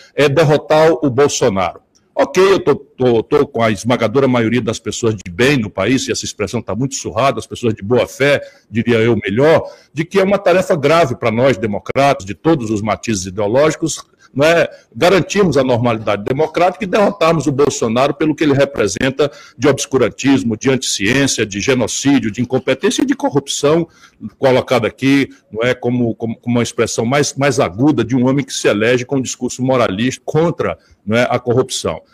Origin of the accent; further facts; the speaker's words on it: Pindamonhangaba, São Paulo, Brazil; eu e o Alckmin nascemos em Pindamonhangaba e viemos à luz pela mão do mesmo médico parteiro